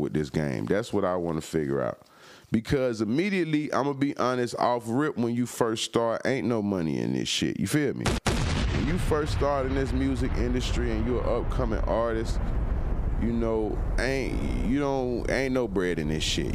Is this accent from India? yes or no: no; Florida, United States; I'm from the crib, I'm from Florida, I'm from down south, even from Tallahassee